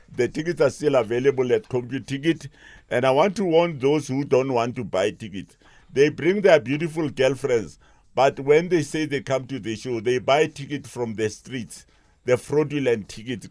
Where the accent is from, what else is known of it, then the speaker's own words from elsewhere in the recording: Pretoria, Gauteng, South Africa; I was born in Valman's stad next to Mami Lodi in Pretoria